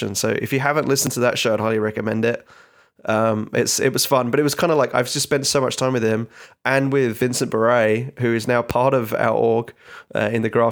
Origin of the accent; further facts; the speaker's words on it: England, United Kingdom; also born or lived in Australia; now in United States; I get a lot of grief for my accent. The fact I'm originally from England and live in Australia and been in the States now for nearly 10 years